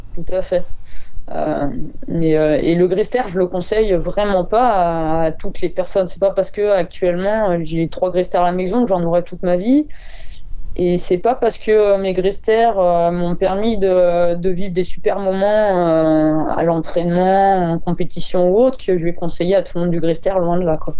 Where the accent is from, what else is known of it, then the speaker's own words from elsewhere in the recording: Ardèche, Auvergne-Rhône-Alpes, France; je suis d'Ardèche.